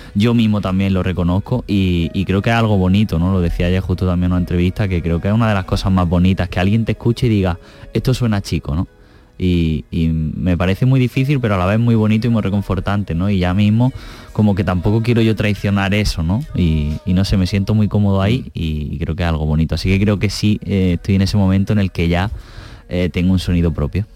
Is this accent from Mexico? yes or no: no; Andalusia, Spain; cómo somos los andaluces